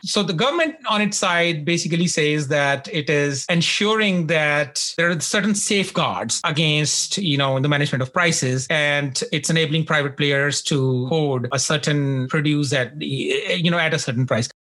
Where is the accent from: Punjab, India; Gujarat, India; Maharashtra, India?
Punjab, India; I hail from Punjab and I grew up on a farm